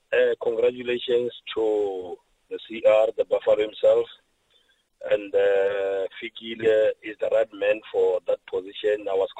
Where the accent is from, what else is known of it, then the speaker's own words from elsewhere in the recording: Limpopo, South Africa; I'm from Limpopo, but I've been camping in Nazrek ever since Thursday last week.